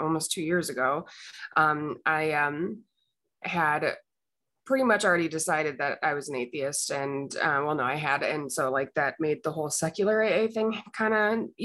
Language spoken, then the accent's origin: English; Illinois, United States; I grew up in the Midwest in a small town in Illinois